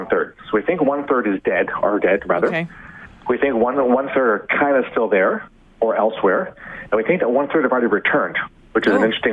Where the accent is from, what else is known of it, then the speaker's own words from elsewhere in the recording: Canada; I was born and raised in Canada. This is my home